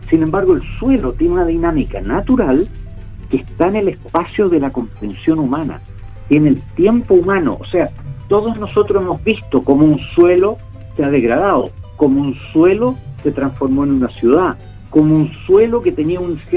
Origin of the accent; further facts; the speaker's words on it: Chile; los alimentos que necesitamos como chilenos.